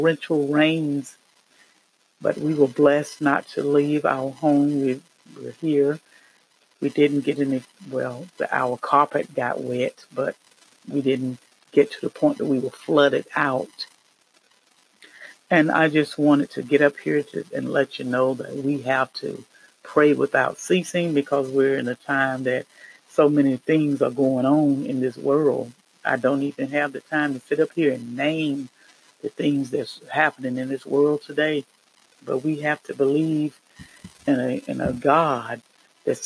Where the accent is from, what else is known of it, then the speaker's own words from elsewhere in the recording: North Carolina, United States; I am from the Carolinas, North Carolina